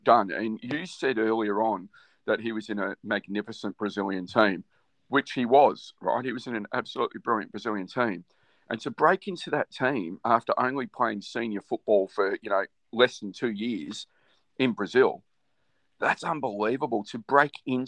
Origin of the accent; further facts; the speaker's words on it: Australia; growing up in Australia